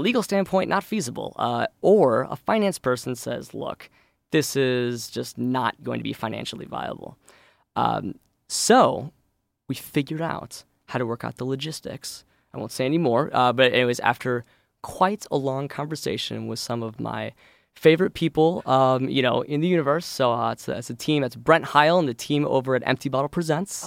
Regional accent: St. Louis, Missouri, United States; moved away as an adult; now in Chicago, United States; I actually grew up in Saint Louis

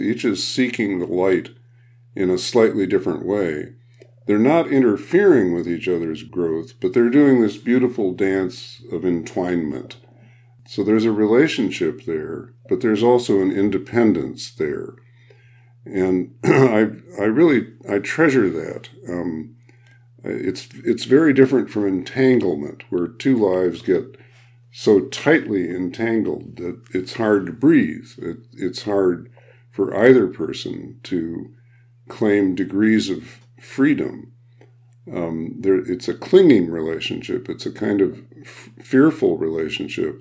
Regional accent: Midwest, United States; I'm a Midwesterner

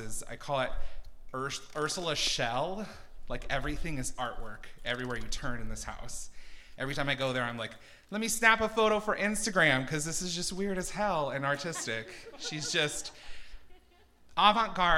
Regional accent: Twin Falls, Idaho, United States; I'm from Twin Falls, and that's where I grew up

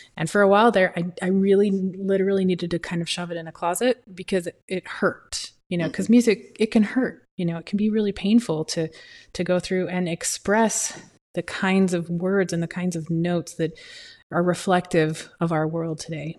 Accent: Utah, United States; now in Arizona, United States; I'm from Utah, and the mountains and water and lakes and streams and rain and the smell and trees, trees, trees, trees. I live in Arizona.

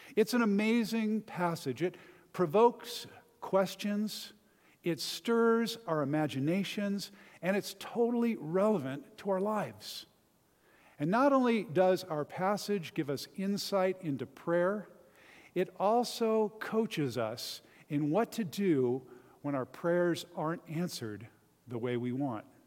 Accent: Southern California, United States; I grew up in Southern California, about an hour from Disneyland

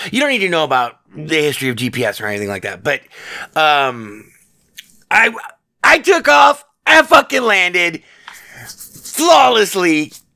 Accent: Nevada, United States; born and raised in the Battleborn state, uh, Nevada

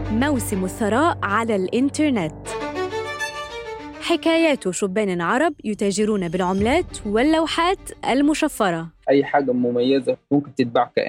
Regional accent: Sudan; لا أنا من السودان ما كنتش أصلا حعرف عن الـ NFT أصلا محظورين إحنا

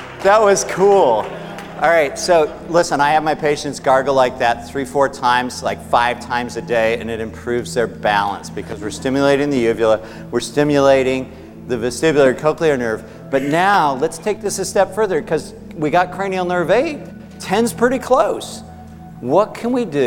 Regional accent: Aspen, Colorado, United States; I grew up in Aspen.

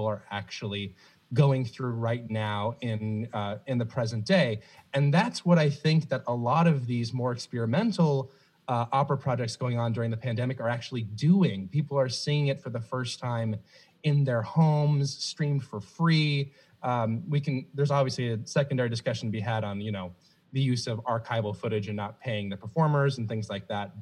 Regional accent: the South, United States; now in Chicago, United States; I was raised in the South, Roll Tide, just football down there

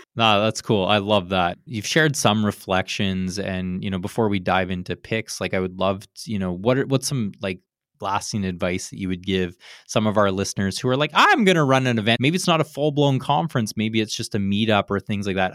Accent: Canada; now in California, United States; I grew up in Canada

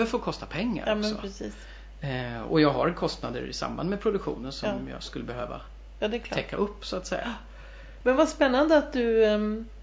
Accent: Värmdö, Stockholm County, Sweden; also born or lived in Germany; Jag är ju från Värmdö

